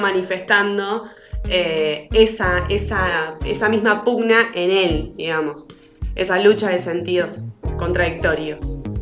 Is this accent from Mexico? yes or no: no; Argentina; como argentino, eh, afuera de Argentina